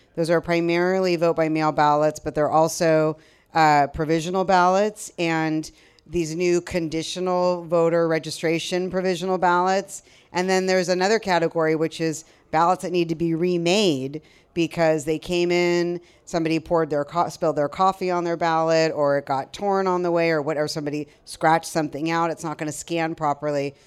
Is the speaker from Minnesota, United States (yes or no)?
no; Culver City, California, United States; moved away as an adult; now in Sacramento, United States; my dad was on the city council in Culver City, where I grew up in Southern California